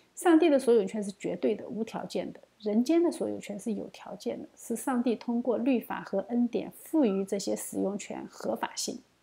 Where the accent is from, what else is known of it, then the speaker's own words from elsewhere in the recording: China; 作为一个中国人啊